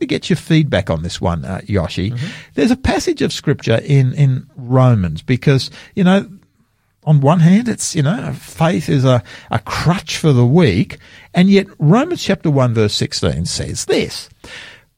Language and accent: English; Sydney, New South Wales, Australia; now in South Australia, Australia; I grew up in Sydney as a young man over there